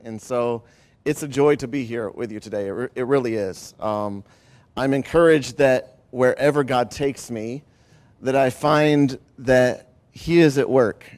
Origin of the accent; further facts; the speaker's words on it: Ohio, United States; also born or lived in Grand Rapids, Michigan; moved, uh, before starting school to the great state of Ohio. And so I grew up in Ohio